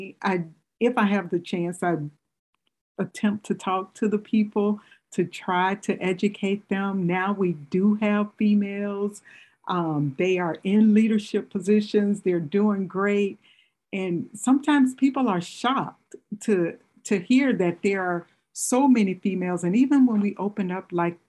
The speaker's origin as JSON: {"language": "English", "region": "Mississippi", "country": "United States", "moved": "as an adult", "lives_now": "Michigan, United States", "said": "I'm originally from Mississippi too"}